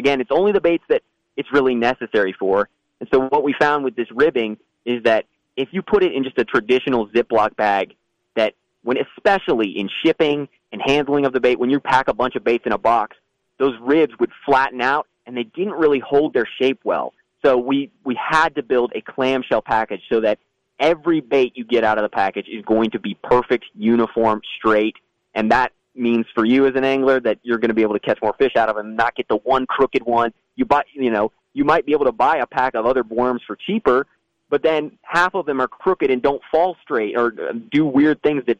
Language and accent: English; Virginia, United States; I'm from Virginia, so some of the fisheries near me are the James River, the Potomac River.